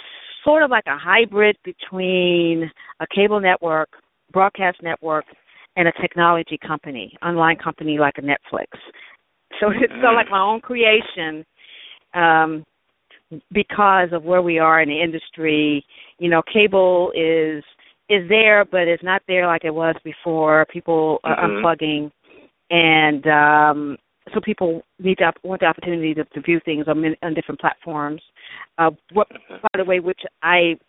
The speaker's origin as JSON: {"language": "English", "town": "Stuttgart", "region": "Arkansas", "country": "United States", "tie": "born or raised there", "also_born_or_lived": "New York City", "moved": "yes", "said": "I'm from Stuttgart, actually. Stuttgart, Arkansas, which is really in between Little Rock and Pine Bluffs. I grew up"}